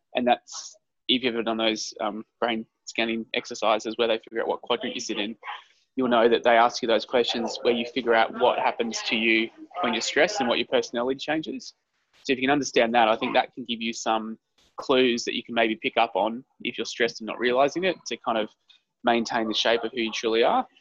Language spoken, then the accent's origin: English; Queensland, Australia; moved away; also born or lived in Melbourne; So I grew up in Queensland, so you graduate school when you're 17 in Queensland.